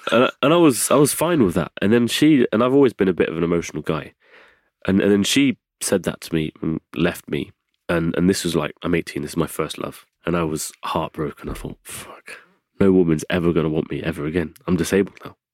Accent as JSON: {"language": "English", "region": "England", "country": "United Kingdom", "tie": "born or raised there", "also_born_or_lived": "south of France", "moved": "yes", "said": "I was brought up as an English boy."}